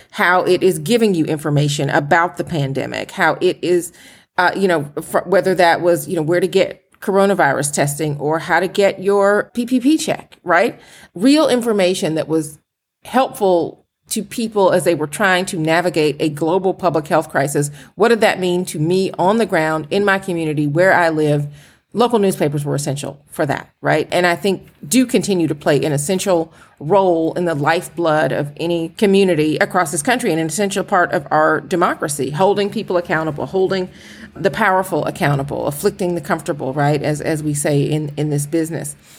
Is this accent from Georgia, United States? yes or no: yes; Atlanta, Georgia, United States; moved away as an adult; now in Philadelphia, United States; I'm from Atlanta